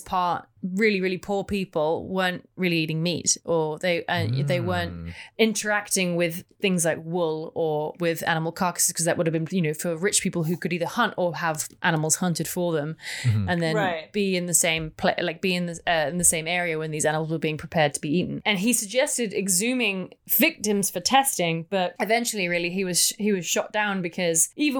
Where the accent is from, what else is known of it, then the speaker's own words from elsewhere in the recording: England, United Kingdom; just me being English.